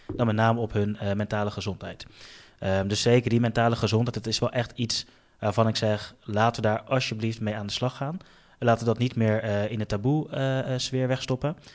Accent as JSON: {"language": "Dutch", "town": "The Hague", "region": "South Holland", "country": "Netherlands", "tie": "born or raised there", "said": "Den Haag is eigenlijk de stad ehm, eh, waar ik ben opgegroeid"}